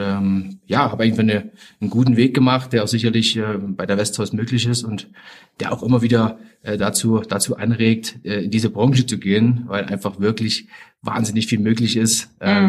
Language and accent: German; Zwickau, Saxony, Germany; also born or lived in Leverkusen / Austria; bin in der DDR groß geworden